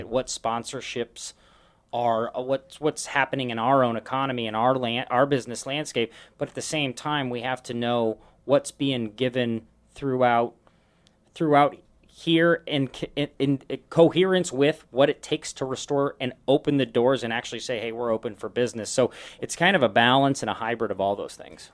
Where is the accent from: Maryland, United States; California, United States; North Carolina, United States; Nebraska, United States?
Nebraska, United States; Omaha; also born or lived in San Francisco Bay Area / Dallas; now in Sioux Falls, United States; I grew up in Omaha